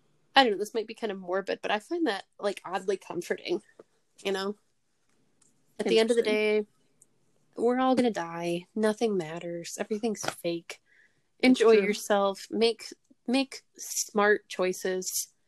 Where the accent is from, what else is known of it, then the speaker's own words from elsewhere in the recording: United States; As an American, I'm not happy about it either.